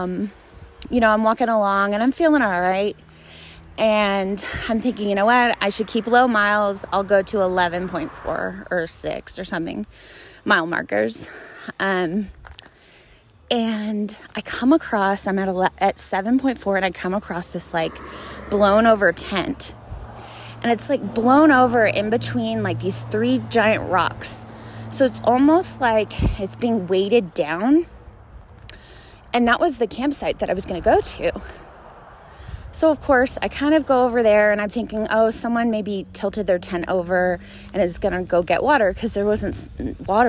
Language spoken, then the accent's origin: English; Dallas, Texas, United States; I'm from Dallas